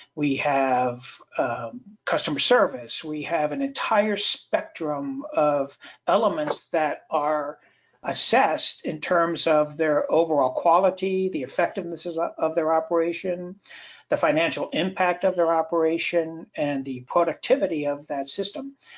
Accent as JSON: {"language": "English", "region": "Southeast", "country": "United States", "said": "I come from the Southeast, where every year we have to prepare for hurricane season"}